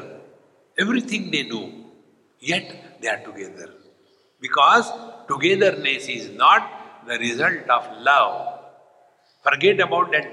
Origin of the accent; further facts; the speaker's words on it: India; I am Indian